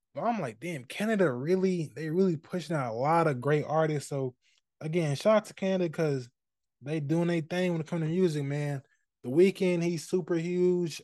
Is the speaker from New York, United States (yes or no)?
no; Indianapolis, Indiana, United States; I'm from Indianapolis. I say this all the time, but if you don't know, I'm from here